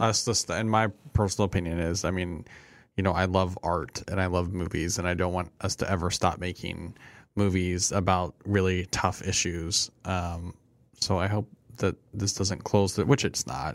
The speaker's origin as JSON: {"language": "English", "region": "Midwest", "country": "United States", "said": "we're from the Midwest and we are nice people"}